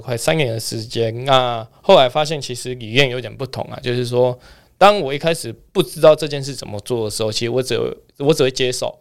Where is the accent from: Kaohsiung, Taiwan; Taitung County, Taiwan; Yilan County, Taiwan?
Kaohsiung, Taiwan; 我是来自于高雄